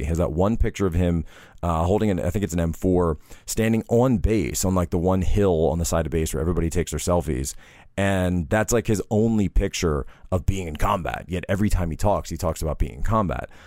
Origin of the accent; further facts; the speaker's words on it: Philadelphia area, Pennsylvania, United States; we're both actually from the Philadelphia area